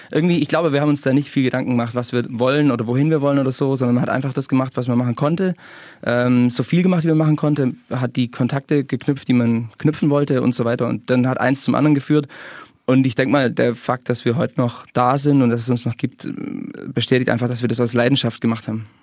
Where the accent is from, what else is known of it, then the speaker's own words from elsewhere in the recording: Geislingen, Baden-Württemberg, Germany; Ähm, ich komme aus aus Geislingen und gemeinsam mit äh, Niki, der jetzt heute leider nicht dabei sein kann, mhm. äh, haben wir die Band gegründet.